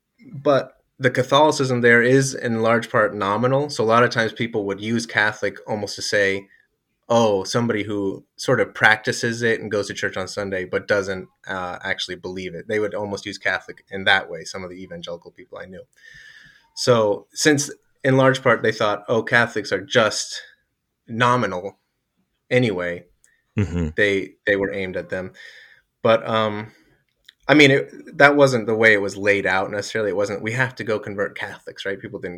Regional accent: Bolivia; Yeah, so I grew up in Bolivia. My family moved there when I was 3 to be missionaries with South America Mission, and I generally loved it.

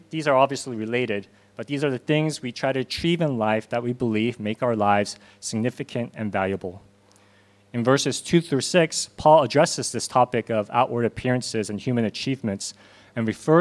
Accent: Southern California, United States; moved away as an adult; also born or lived in Korea / Hong Kong; now in South Korea; I was born here in Korea, but moved to Los Angeles with my parents when I was 6 and grew up in Southern California

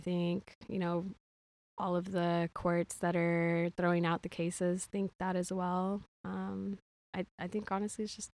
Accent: Houston, Texas, United States; I'm from Houston, born and raised. I've been here all of my life except for 1 year when I went to Los Angeles for school. I then transferred back to U of H, so that's where I graduated from.

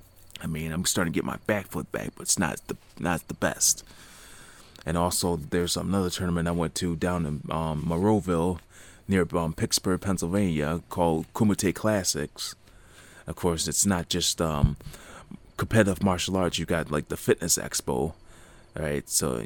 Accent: Niagara Falls, Ontario, Canada; there's SMAC International, that it happens in my hometown, Niagara Falls, every year.

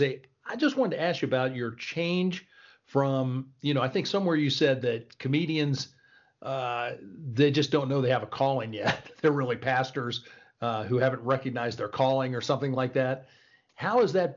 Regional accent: Welsh, Wales, United Kingdom; I'm Welsh

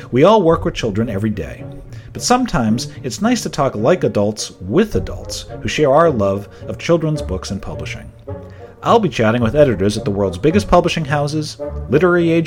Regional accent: Southern New Hampshire, United States; And you know, I'm also from Southern New Hampshire

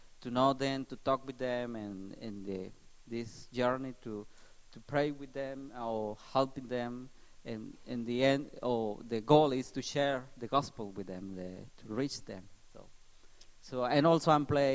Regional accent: Mexico; English is a second language; moved away; I'm from Mexico

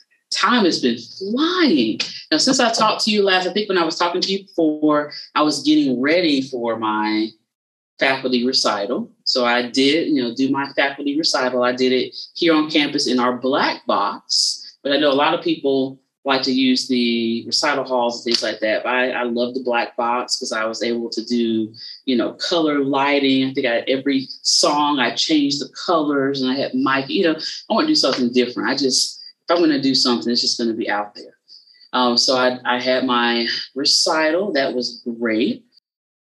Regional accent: South Carolina, United States; I'm from South Carolina, but I'm right on the border of Georgia is where I'm from

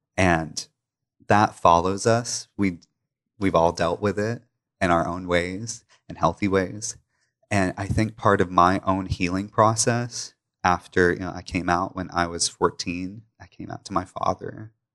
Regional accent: Pickwick Dam, Tennessee, United States; moved away as an adult; now in Memphis, United States; I grew up in Pickwick Dam, about two hours away

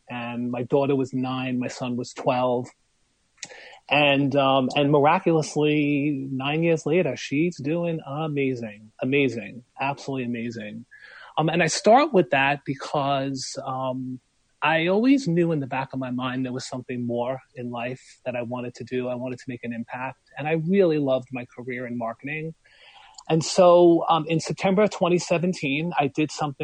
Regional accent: New York City, New York, United States; moved away; also born or lived in Long Branch, New Jersey; I'm from Brooklyn. Well, my mom's from Canada. My dad's from Brooklyn. And you can take the boy out of Brooklyn

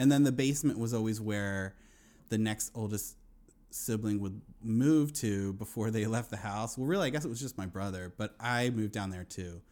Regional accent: Wilmington, Delaware, United States; now in Astoria, Queens, New York, United States; I grew up in Wilmington

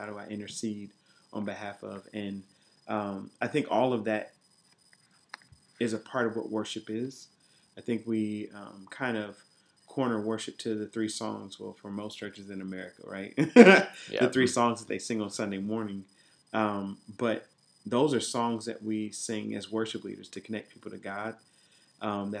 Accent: Columbus, Ohio, United States; moved away as an adult; also born or lived in Dayton, Ohio; now in Washington, D.C., United States; I'm originally from Columbus, Ohio. And so I grew up in a church called Bible Way Church.

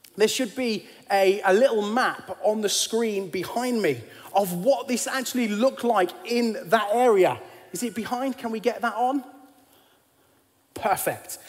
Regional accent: United Kingdom; as British kids

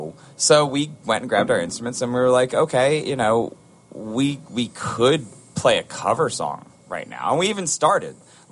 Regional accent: Baltimore, Maryland, United States; We are from Baltimore.

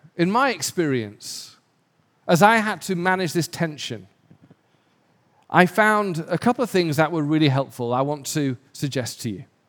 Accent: England, United Kingdom; now in Los Angeles, United States; because I'm English

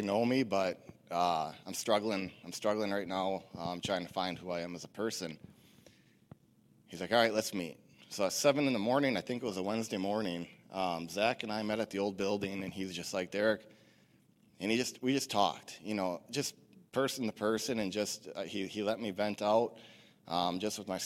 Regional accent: Stratford, Wisconsin, United States; also born or lived in Rice Lake, Wisconsin; I'm originally from Stratford, Wisconsin. I grew up going to a church here in Stratford off and on as a kid with my family

